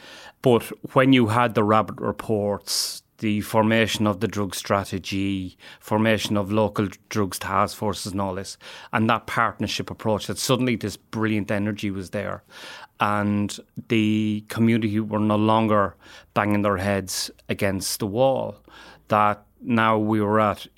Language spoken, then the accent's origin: English; England, United Kingdom; The community that I grew up in the Midlands, there was no serious drug use